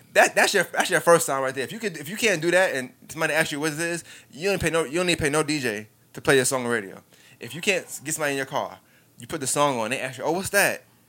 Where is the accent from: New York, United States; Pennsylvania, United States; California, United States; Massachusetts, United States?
New York, United States; I'm from New York, so we was in New York.